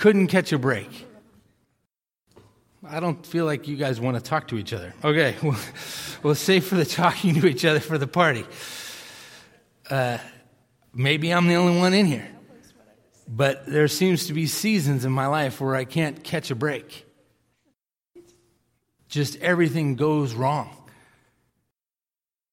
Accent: Millis, Massachusetts, United States; I grew up in Millis, Massachusetts

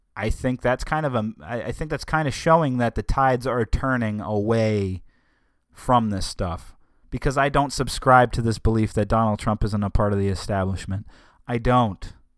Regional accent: United States; as American people

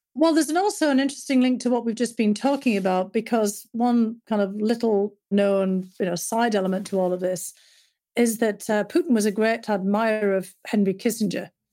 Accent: North East England, United Kingdom; moved away; growing up in Northern England, my dad had been a coal miner

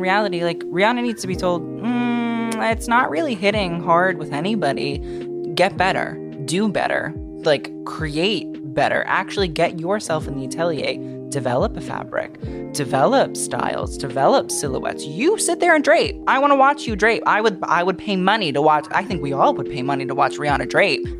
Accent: New York City, New York, United States; that's where I'm from

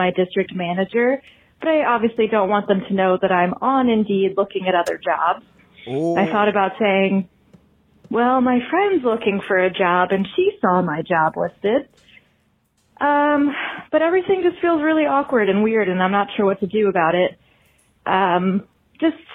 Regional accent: Philadelphia, Pennsylvania, United States; now in Pittsburgh, United States; I grew up in Philly

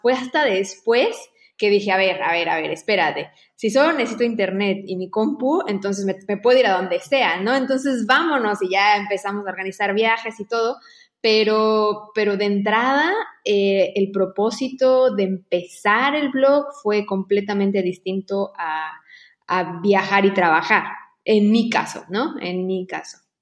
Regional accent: Mexico; moved away as an adult; now in Barcelona, Spain

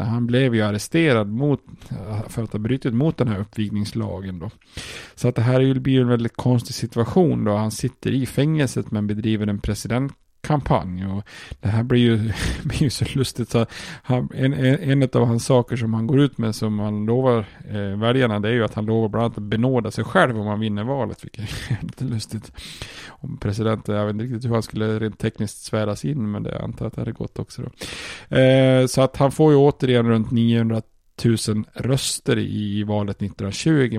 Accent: Sweden; som svensk

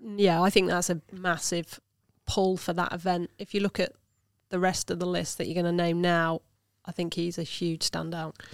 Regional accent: Lincolnshire, East Midlands, United Kingdom; I'm from Lincolnshire

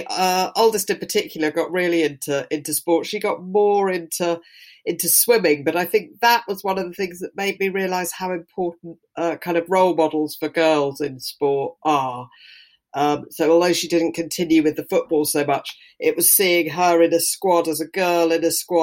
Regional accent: the Southwest, South West England, United Kingdom; I grew up in the Southwest

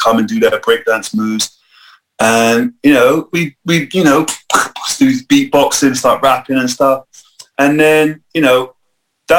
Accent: Bristol, South West England, United Kingdom; I grew up in Northwest, so there wasn't much sort of anything going on there in a way of culture

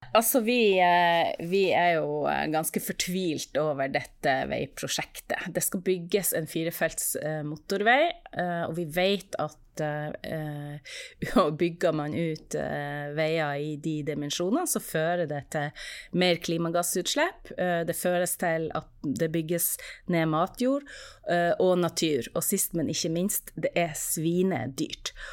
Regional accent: Norway; vi i Norge

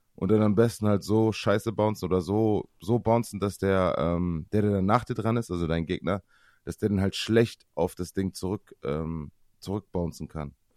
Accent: Osnabrück, Lower Saxony, Germany; bei uns in Osnabrück

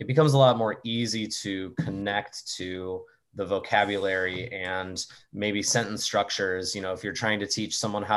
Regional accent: Tulsa, Oklahoma, United States; also born or lived in Ulsan, South Korea; I moved back to my hometown, which is Tulsa, Oklahoma

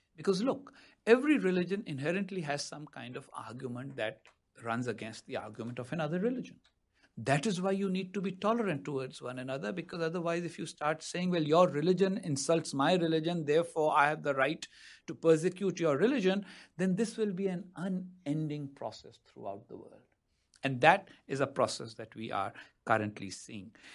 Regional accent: Pakistan; moved away as an adult; now in United States; I wasn't a good Pakistani official in my time as a Pakistani official because I didn't always stick to official talking points, which is why now I live in the United States in exile

